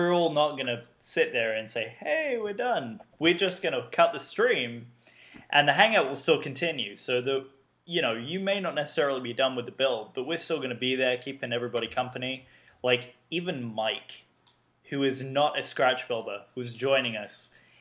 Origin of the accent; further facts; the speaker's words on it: United Kingdom; I am the only Brit here